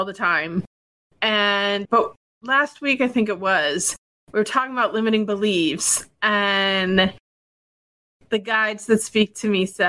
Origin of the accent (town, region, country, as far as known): Wisconsin, United States; first language English; also born or lived in Venezuela